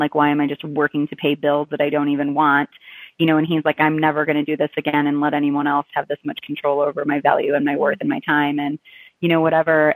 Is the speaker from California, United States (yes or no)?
no; Chicago, Illinois, United States; moved away as an adult; I'm originally from the Chicago area